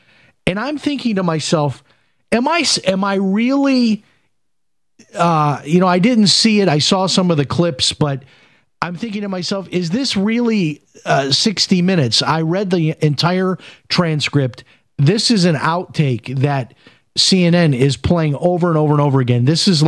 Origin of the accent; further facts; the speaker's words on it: Chicago, Illinois, United States; I remember watching the news and that being a frequent topic when I was growing up in Chicago.